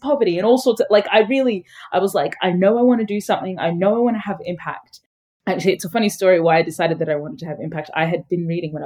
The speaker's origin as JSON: {"language": "English", "town": "Brisbane", "region": "Queensland", "country": "Australia", "tie": "born or raised there", "also_born_or_lived": "Sudan", "said": "My family migrated to a small-ish city in Australia called Brisbane."}